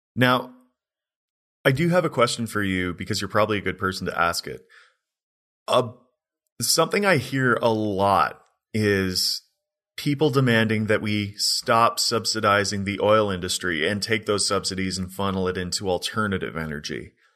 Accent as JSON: {"language": "English", "country": "Canada"}